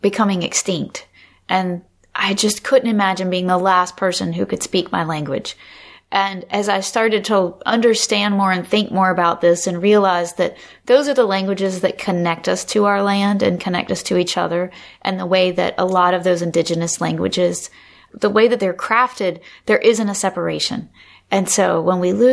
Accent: North Carolina, United States; moved away; also born or lived in Michigan / Maine; I was born in North Carolina. I grew up in North Carolina.

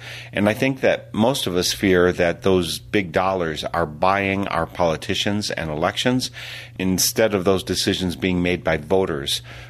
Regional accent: Wisconsin, United States; I grew up in Wisconsin

